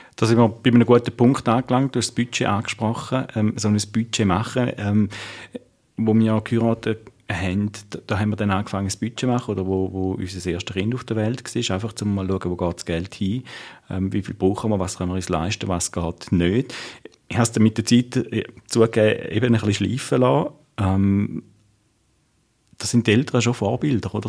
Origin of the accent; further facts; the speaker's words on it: Switzerland; bei uns in der Schweiz